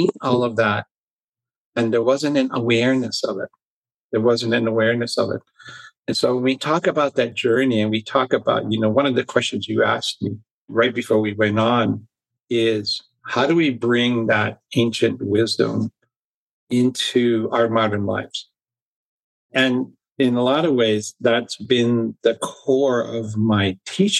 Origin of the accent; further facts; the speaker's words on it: Hawaii, United States; also born or lived in Mount Shasta / New Zealand; now in Sedona, United States; I grew up in Hawaii